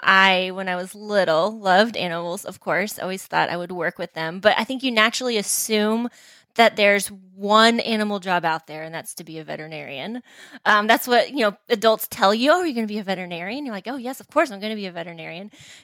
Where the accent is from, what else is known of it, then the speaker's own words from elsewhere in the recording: Texas, United States; moved away; I got a full-time position back in Texas. I'm originally from Texas.